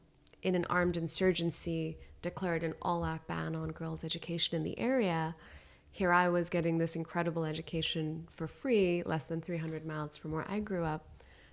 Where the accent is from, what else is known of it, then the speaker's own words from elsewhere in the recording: Khyber Pakhtunkhwa, Pakistan; I stayed very connected to my home country and would go back and would continue to volunteer.